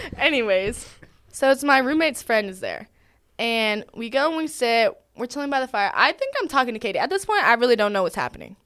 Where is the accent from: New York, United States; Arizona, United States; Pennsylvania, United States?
Arizona, United States; moved away as an adult; now in Georgia, United States; I'm actually from Arizona